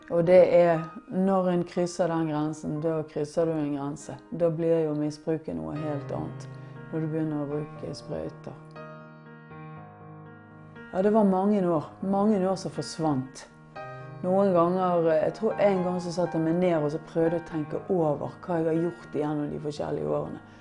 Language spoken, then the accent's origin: Norwegian; Bergen, Vestland, Norway; Jeg er fra Bergen, og, men eh, min far er fra Florø.